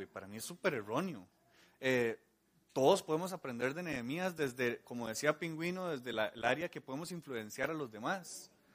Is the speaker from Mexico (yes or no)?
no; Costa Rica; como costarricenses.